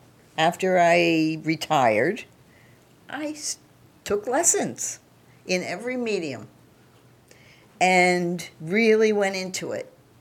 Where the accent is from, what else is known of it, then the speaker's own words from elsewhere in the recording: Pennsylvania, United States; moved away as an adult; I'm from Pennsylvania.